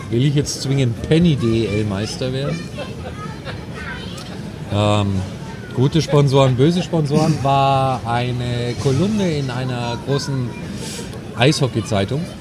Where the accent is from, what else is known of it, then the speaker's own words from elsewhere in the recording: Munich, Bavaria, Germany; Aber ganz ehrlich, so als Münchner hätte vor ein paar Jahren